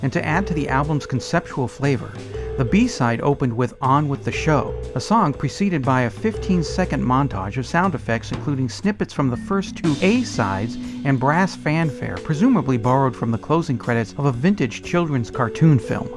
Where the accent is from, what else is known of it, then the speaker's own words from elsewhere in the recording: United States; I was born in America